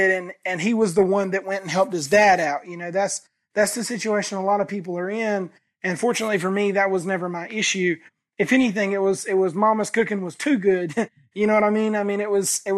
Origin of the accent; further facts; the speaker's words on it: the South, United States; I grew up in the South